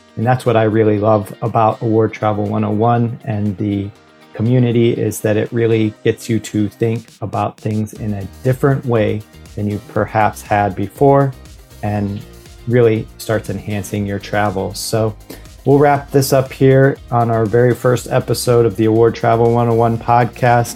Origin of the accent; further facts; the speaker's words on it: near Detroit, Michigan, United States; Detroit, which was close to my hometown